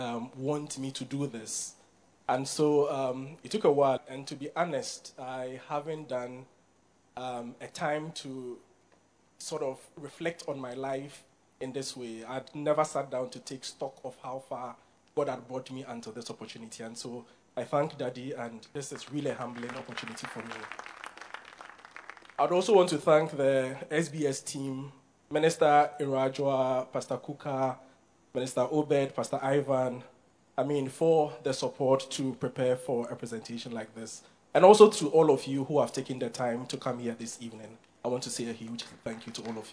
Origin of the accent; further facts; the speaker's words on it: Ghana; So I was born in Borga, and I grew up in Borga.